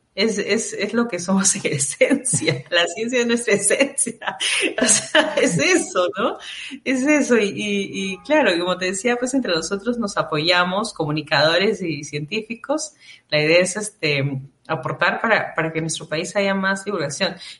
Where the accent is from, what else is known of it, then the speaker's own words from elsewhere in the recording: Peru; nosotros como peruanos